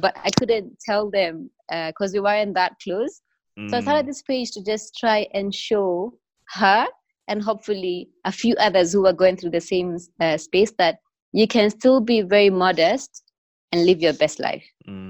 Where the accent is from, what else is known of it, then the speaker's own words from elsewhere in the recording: Mombasa, Mombasa County, Kenya; moved away as an adult; now in Nairobi, Kenya; For me, I started because I moved to Nairobi from Mombasa, and Mombasa is about 75% Muslim. So it's very easy to be Muslim in an area where everyone else is Muslim.